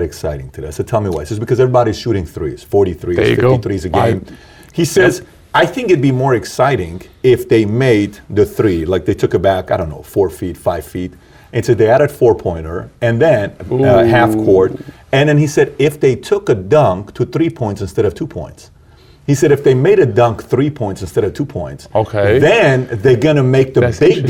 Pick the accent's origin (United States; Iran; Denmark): Iran; moved away; I'm from Iran